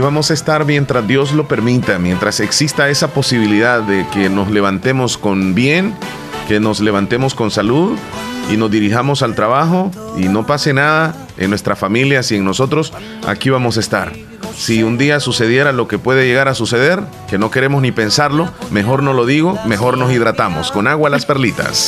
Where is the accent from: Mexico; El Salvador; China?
El Salvador; Bolívar, La Unión; Mi pueblo es pequeñito, es, es quizá uno de los más pequeños de la zona, es el municipio de Bolívar